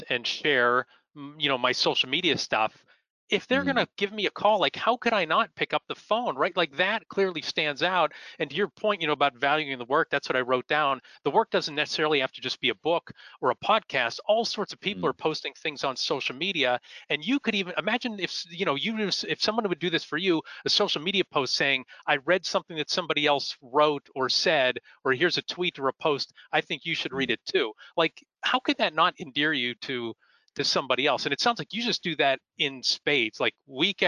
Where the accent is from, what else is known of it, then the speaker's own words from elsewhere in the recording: Erie, Pennsylvania, United States; I'm from Erie, Pennsylvania.